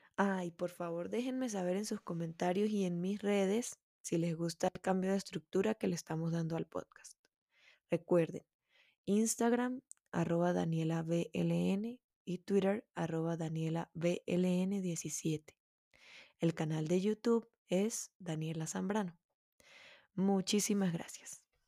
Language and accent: Spanish; Venezuela; una músico melómana venezolana